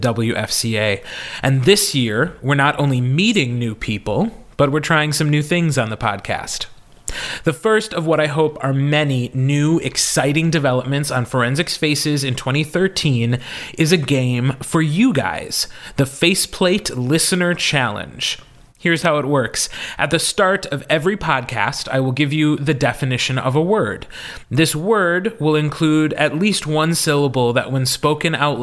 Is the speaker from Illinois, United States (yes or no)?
no; Wisconsin, United States; accent: Wisconsin; you can really hear my Wisconsin accent